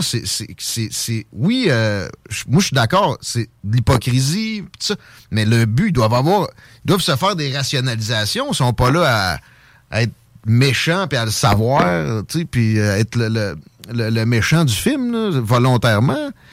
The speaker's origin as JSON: {"language": "French", "region": "Quebec", "country": "Canada"}